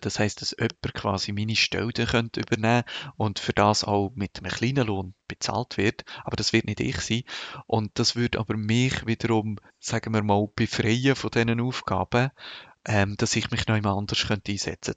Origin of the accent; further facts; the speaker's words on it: Lucerne Hinterland, Switzerland; moved away; also born or lived in Bern region; Meine Eltern äh, wohnen im Haus, wo ich aufgewachsen bin